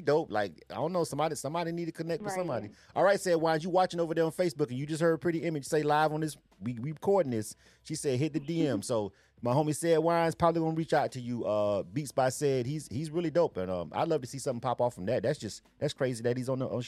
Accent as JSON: {"language": "English", "region": "Florida", "country": "United States", "tie": "born or raised there", "moved": "yes", "lives_now": "Atlanta, United States", "said": "I'm born and raised in Florida myself. I've been in Atlanta for a long time, but Florida's home for me"}